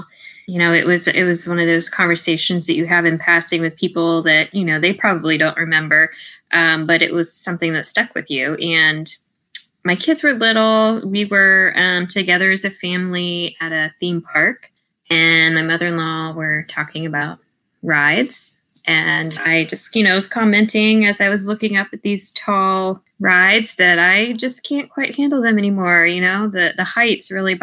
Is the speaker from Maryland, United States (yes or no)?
yes; Maryland, United States; moved away; also born or lived in Georgia; I grew up in Maryland.